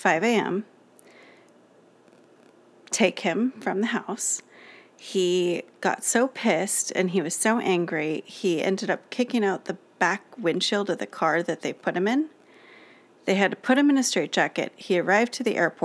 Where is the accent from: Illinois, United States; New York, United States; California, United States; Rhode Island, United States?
California, United States; Los Alamitos; we grew up in Los Alamitos, California